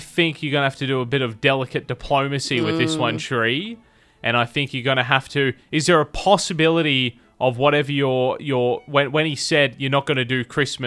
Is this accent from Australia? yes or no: yes; South Australia, Australia; now in Tamworth, Australia; Growing up in South Australia